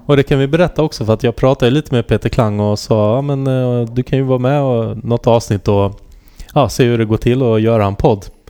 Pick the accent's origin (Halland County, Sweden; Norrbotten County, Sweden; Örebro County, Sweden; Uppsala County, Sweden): Halland County, Sweden; Halmstad; jag är uppvuxen i Halmstad